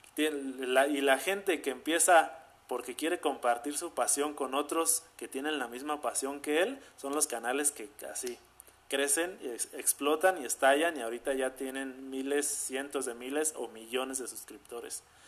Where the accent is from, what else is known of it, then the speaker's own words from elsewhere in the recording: Zamora, Michoacán, Mexico; soy de Zamora, Michoacán. O sea, aquí nací, aquí he vivido toda mi vida y aquí sigo viviendo